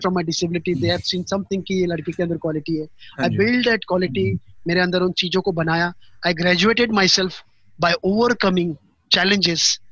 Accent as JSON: {"language": "Hindi", "area": "Pauri Garhwal", "region": "Uttarakhand", "country": "India", "moved": "yes", "said": "मैं गढ़वाल से बिलोंग करता हूँ पौड़ी गढ़वाल से उत्तराखंड"}